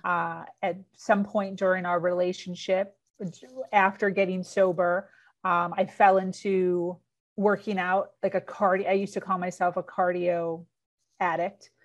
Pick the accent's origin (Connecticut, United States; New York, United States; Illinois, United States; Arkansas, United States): Illinois, United States; suburbs of Chicago; now in Florida, United States; born and raised in Illinois, suburbs of Chicago